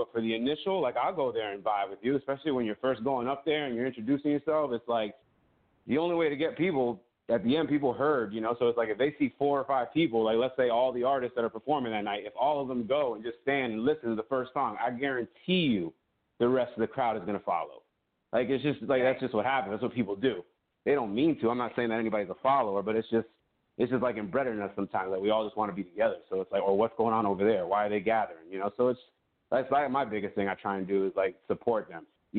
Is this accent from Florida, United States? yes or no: yes; Florida, United States; I'm from Florida.